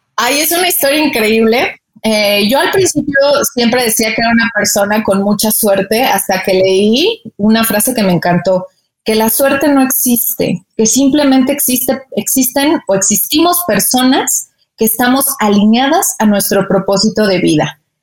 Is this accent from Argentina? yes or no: no; Mexico; moved away as an adult; ya extrañaba a mi familia, pues los taquitos también, ¿no? Entonces, este, pues regresé a México